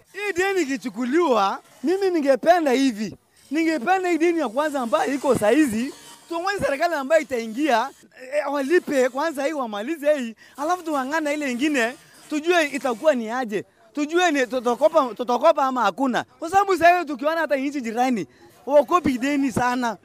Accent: Kenya; Sisi kama Wakenya na sisi kama Wakenya tumeungana

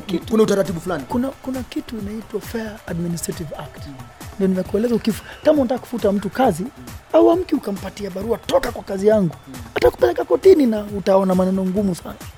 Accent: Kenya; Sisi mimi ni Mkenya

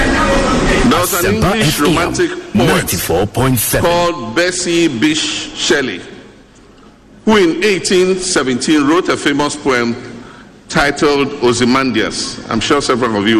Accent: Tamale, Northern Region, Ghana; we grew up in Tamale together

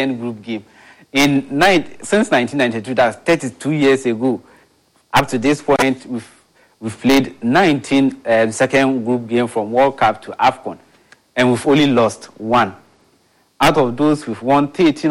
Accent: Ghana; as a Ghanaian

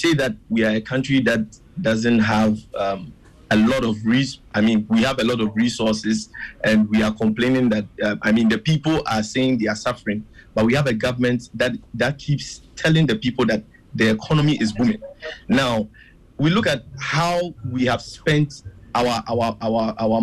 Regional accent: Ghana; as a Ghanaian

